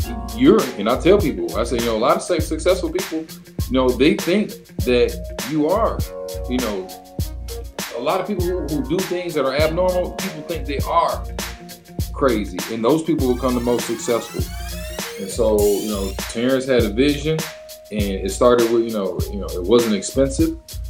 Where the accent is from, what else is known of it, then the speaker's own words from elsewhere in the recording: Detroit, Michigan, United States; moved away as an adult; now in Los Angeles, United States; I started on Woodward and Davidson. Because I grew up right there. I'm from Linwood and Puritan.